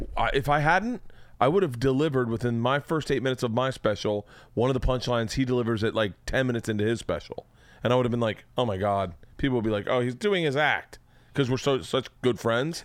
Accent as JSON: {"language": "English", "region": "Florida", "country": "United States", "said": "I'm from Florida"}